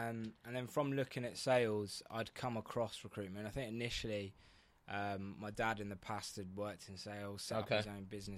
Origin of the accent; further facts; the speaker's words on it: Suffolk, East of England, United Kingdom; kind of moved to London. I'm originally from Suffolk